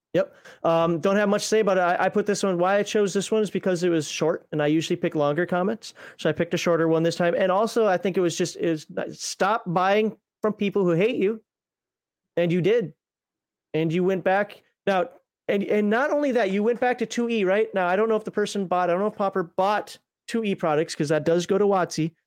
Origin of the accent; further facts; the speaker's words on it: Minnesota, United States; accent: Minnesota; that's my Minnesota accent, and that's one of the few Minnesota words that I'm not gonna be able to get rid